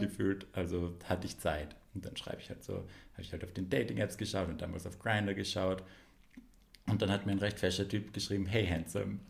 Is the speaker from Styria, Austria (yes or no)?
yes; Graz, Styria, Austria; moved away as an adult; now in Vienna, Austria; dass ich halt aus, aus Graz bin, aber jetzt schon seit zehn Jahren in Wien wohne.